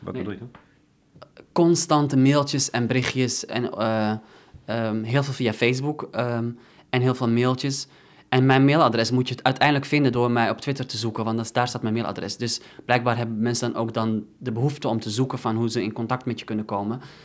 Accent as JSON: {"language": "Dutch", "country": "Netherlands", "said": "dan voelde ik me weer bijvoorbeeld meer Nederlander en dan, en dan minder Marokkaan"}